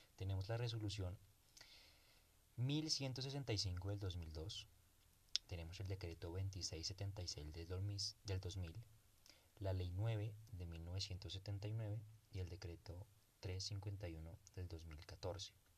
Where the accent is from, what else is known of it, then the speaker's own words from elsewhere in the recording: Colombia; En mi país